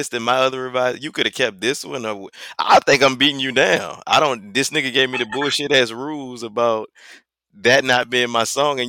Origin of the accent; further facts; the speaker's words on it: New Orleans, Louisiana, United States; I'm from New Orleans.